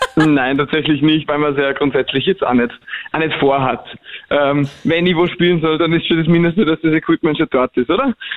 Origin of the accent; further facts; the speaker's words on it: Germany; accent: Hochdeutsch; moved away; also born or lived in Vienna, Austria; zurückzugehen, da wo ich herkomme